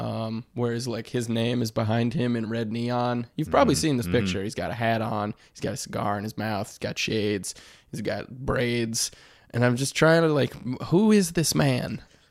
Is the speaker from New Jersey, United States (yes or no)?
no; Detroit, Michigan, United States; Right. I'm from Detroit. It's the Midwest, but also a city.